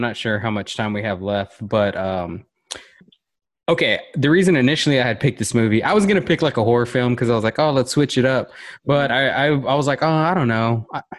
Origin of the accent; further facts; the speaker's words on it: Lockhart, Texas, United States; since I am from there, and you grow up with and you have the family and you grow up with the people that and everyone knows everyone and you're all interconnected